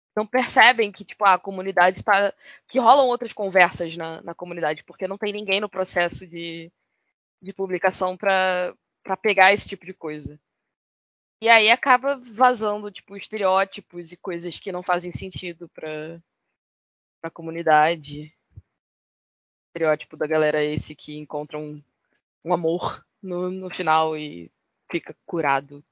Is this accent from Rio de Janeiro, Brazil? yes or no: yes; Rio de Janeiro, Brazil; eu sou carioca